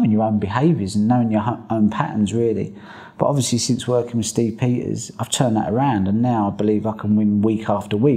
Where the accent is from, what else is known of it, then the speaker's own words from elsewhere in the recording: England, United Kingdom; I'm an Englishman